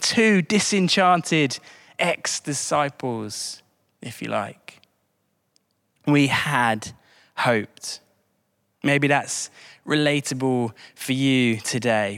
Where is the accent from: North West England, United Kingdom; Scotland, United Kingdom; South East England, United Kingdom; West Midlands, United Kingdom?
South East England, United Kingdom; High Wycombe; Wickham Wanderers, my hometown team